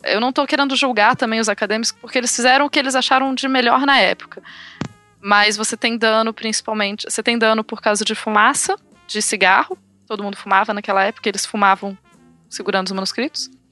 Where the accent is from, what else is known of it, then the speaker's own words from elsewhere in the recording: Rio Branco, Acre, Brazil; moved away as an adult; now in Birmingham, United Kingdom; eu nasci no Acre, sou acriana, de Rio Branco.